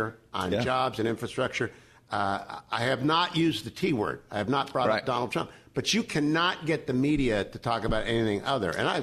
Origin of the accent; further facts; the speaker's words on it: Northeastern Ohio, United States; I just grew up in Ohio